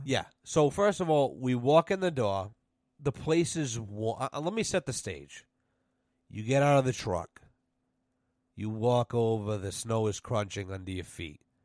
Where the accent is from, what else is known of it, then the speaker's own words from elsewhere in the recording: Douglas, Massachusetts, United States; I'm from Douglas, Massachusetts.